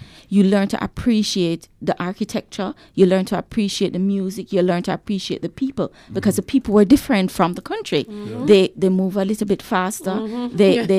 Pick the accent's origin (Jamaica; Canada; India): Jamaica; Bog Walk, Saint Catherine; But my memories of Kingston growing up, coming from the country, is the lights.